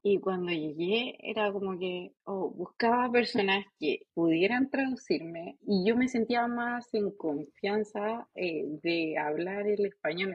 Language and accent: Spanish; Chile; now in United States; como chilenas